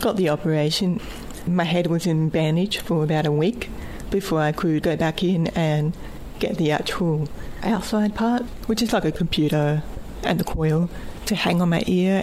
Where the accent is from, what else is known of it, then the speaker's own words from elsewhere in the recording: Bundaberg, Queensland, Australia; my hometown, Bundaberg. I was still at school